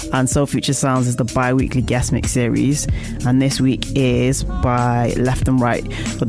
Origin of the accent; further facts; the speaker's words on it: Manchester, North West England, United Kingdom; my hometown of Manchester